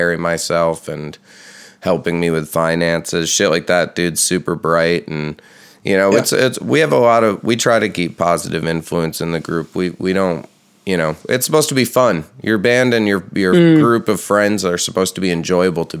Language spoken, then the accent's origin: English; New York, United States; moved away; also born or lived in Texas; I'm from New York